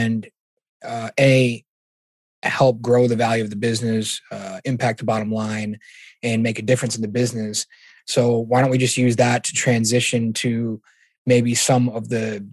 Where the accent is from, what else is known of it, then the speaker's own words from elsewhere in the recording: Massachusetts, United States; I'm from Massachusetts, where it's pretty much half divided